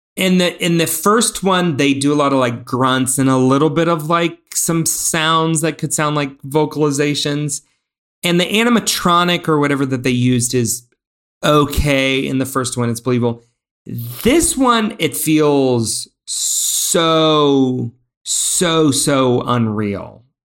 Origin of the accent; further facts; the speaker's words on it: Indiana, United States; We grew up in Indiana